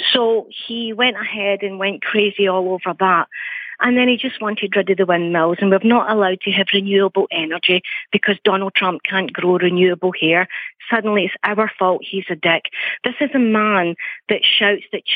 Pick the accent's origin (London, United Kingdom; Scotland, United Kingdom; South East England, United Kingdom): Scotland, United Kingdom; We're Scottish.